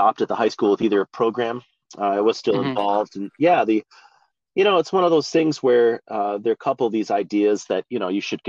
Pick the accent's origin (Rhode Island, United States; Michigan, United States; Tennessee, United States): Michigan, United States; moved away as an adult; now in Fort Wayne, United States; I'm from Michigan. So I went to Waverly High School, graduated from there